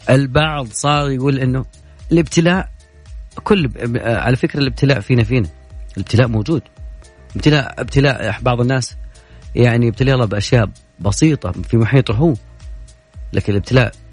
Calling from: Jeddah, Makkah Province, Saudi Arabia; من جده انا انا جدا فخور بجده انها اخذت اعلى المراكز في الالتزام والوعي بهذا الموضوع

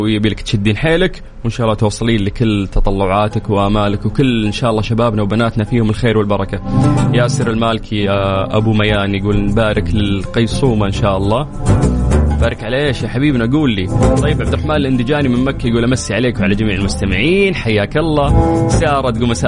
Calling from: Jordan; من الاردن متابعك بقوه

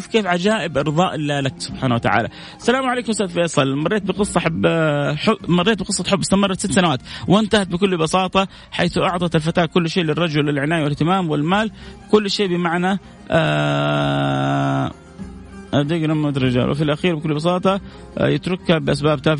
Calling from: Riyadh, Riyadh Province, Saudi Arabia; وانا جايكم من الرياض وقاعد اسمعك من التطبيق

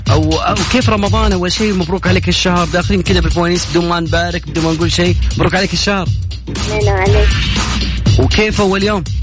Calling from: Yanbu, Medina Province, Saudi Arabia; بعدين الجو بارد ما شاء الله عندنا في ينبع يعني يعتبر حليو لنا ثلاث ايام ما شاء الله جت موجه

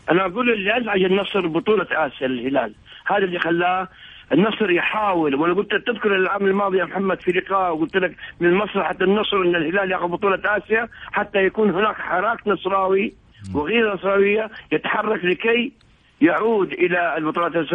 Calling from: Egypt; يعني من مصر

